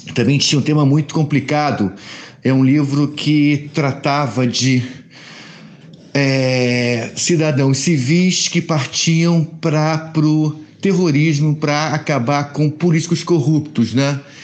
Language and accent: Portuguese; Rio de Janeiro, Brazil; Eu sou carioca, a gente que mora aqui no Rio de Janeiro